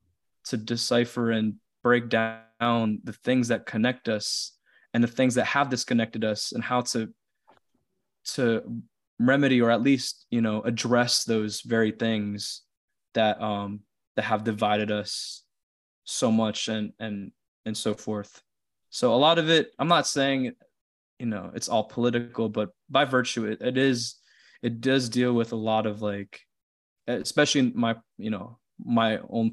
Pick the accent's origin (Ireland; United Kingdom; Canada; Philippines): Philippines; influenced by me coming to terms with my identity as a Filipino